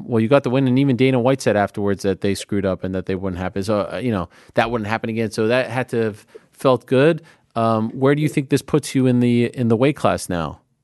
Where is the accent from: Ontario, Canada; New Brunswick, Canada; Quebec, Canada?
Quebec, Canada; Montreal; I'm from Montreal